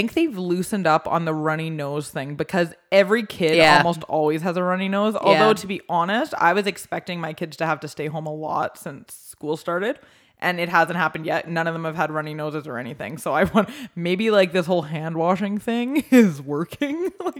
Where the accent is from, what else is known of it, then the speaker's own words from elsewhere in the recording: Canada; we're Canadian.